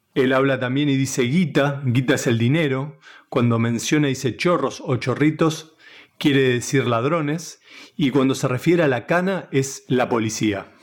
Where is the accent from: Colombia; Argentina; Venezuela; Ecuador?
Argentina; Buenos Aires; soy un periodista de Buenos Aires que hace 25 años que trabaja en varias redacciones